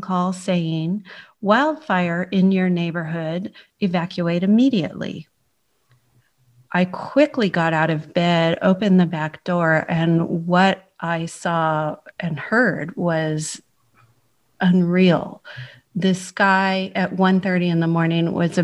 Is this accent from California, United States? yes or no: yes; San Francisco, California, United States; moved away as an adult; now in Cheltenham, United Kingdom; So I was born in San Francisco, California, and I lived in Northern California for all my life until I moved here.